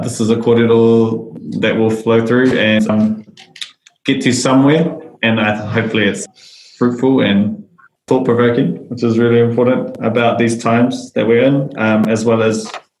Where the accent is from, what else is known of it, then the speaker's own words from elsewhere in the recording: Papatoetoe, Auckland, New Zealand; And I'm also born and raised in a place called Papatoetoe. Mum and dad are both school teachers, so I feel like it's funny because it's part of the rohe of Tainui, but growing up, Papatoe was a different place.